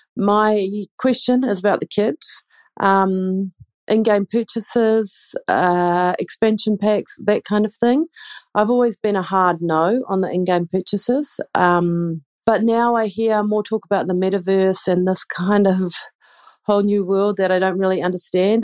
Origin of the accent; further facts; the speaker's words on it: New Zealand; now in Tashkent, Uzbekistan; I'm originally from New Zealand